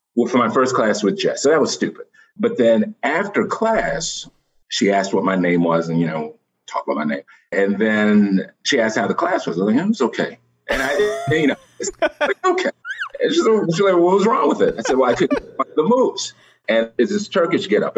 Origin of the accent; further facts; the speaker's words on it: just outside of Washington D.C., Maryland, United States; moved away as an adult; also born or lived in Columbia, Maryland; now in New York, United States; I'm really from Maryland. I grew up just outside of Washington D.C.